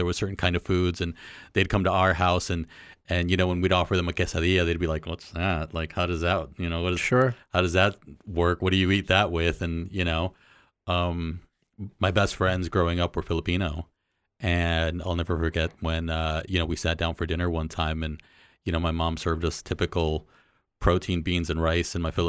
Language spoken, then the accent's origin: English; Mexico; born there; So I was born in Mexico.